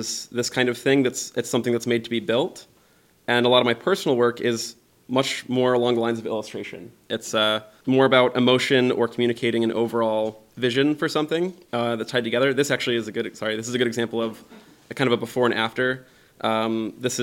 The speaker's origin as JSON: {"language": "English", "town": "Tampa", "region": "Florida", "country": "United States", "tie": "born or raised there", "also_born_or_lived": "Pasadena, California", "moved": "yes", "lives_now": "Seattle, United States", "said": "I grew up in Florida around Tampa Bay"}